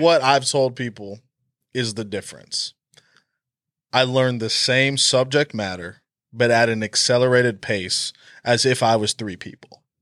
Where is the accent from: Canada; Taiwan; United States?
United States; Oklahoma; I was born in Oklahoma, I've been a Sooner my whole life